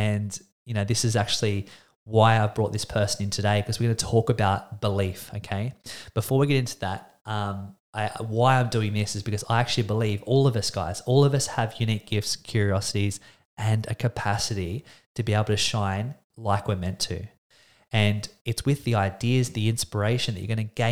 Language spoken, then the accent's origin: English; Australia; I'm an Australian man